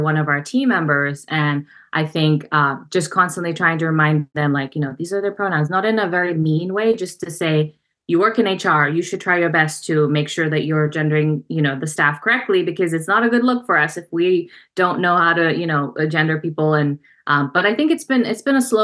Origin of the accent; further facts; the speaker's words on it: Uganda; also born or lived in Russia; now in New Jersey, United States; my dad is from Uganda, and they're both pharmacists, and my dad was studying back in the Soviet Union. He learned Russian. He did his pharmacy education in Ukraine and Russia, and then I was born, and then we moved to Uganda. So I grew up in Uganda